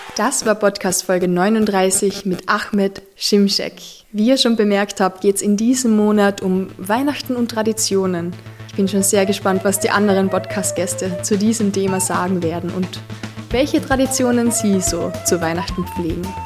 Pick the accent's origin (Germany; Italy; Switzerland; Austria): Austria; als gebürtiger Österreicherin